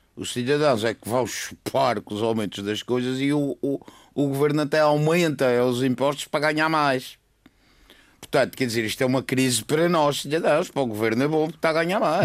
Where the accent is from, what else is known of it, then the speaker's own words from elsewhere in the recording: Madeira, Portugal; somos Madeirenses, vamos continuar a ser